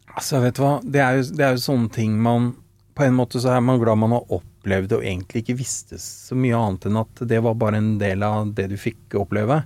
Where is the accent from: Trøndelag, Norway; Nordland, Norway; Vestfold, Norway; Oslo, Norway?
Oslo, Norway; Født og oppvokst ved Sankthanshaugen, Frimannskate, og bor der fortsatt